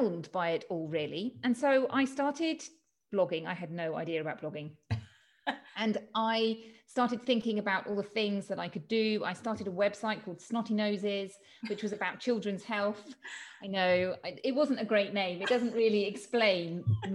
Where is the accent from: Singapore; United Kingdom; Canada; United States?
United Kingdom; moved away as an adult; now in Spain; I'm from the UK, as you can tell from my accent.